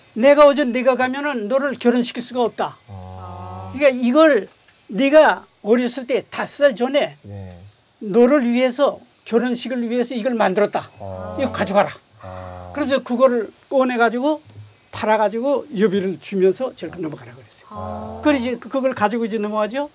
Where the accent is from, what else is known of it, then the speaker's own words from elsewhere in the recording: Sakju, North Pyongan, North Korea; also born or lived in Sonchon; now in South Korea; 우리 북한 평안북도 삭주라는 곳에서 제가 이제 자랐어요